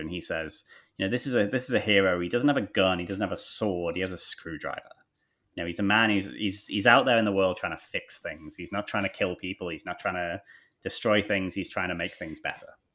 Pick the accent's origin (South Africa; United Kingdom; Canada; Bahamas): United Kingdom; England; moved away as an adult; also born or lived in Thailand; now in Australia; growing up in England